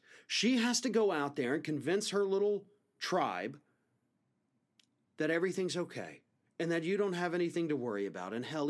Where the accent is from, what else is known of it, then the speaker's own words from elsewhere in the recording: Matt Gaetz' district, Florida, United States; right here in my district, Matt Gaetz' district